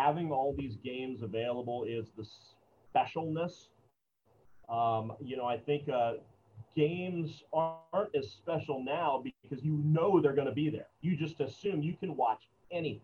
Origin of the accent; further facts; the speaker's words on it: Ocala, Florida, United States; It's my hometown